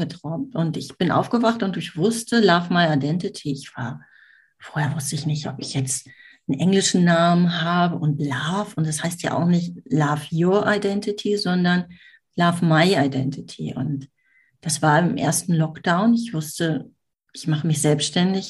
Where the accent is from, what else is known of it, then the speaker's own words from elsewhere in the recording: Düsseldorf, North Rhine-Westphalia, Germany; Ich komme aus Düsseldorf, wohne jetzt am Stadtrand von Düsseldorf.